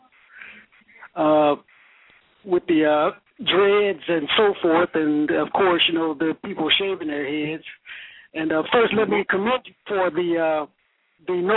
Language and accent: English; Chattanooga, Tennessee, United States; moved away as an adult; now in Jacksonville, United States; my hometown in Chattanooga, Tennessee